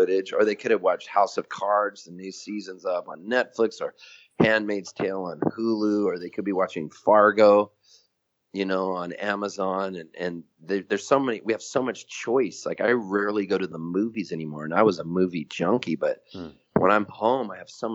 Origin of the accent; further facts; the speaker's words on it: Halifax, Nova Scotia, Canada; also born or lived in San Diego; now in Nashville, United States; where I was born in Halifax, Nova Scotia